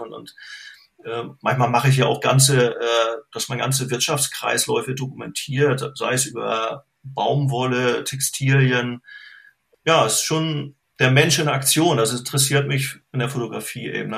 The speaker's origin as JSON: {"language": "German", "country": "Germany", "tie": "born or raised there", "said": "bin in der DDR aufgewachsen"}